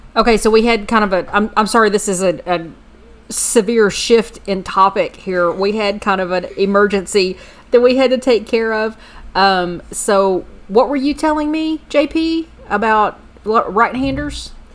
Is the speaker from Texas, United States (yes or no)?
yes; Texas, United States; I was raised in the South. I was raised in Texas